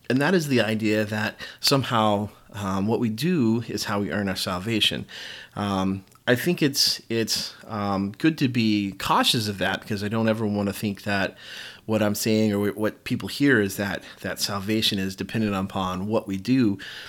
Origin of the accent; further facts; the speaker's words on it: the South, United States; especially in my background, especially growing up in the South, in the Baptist tradition.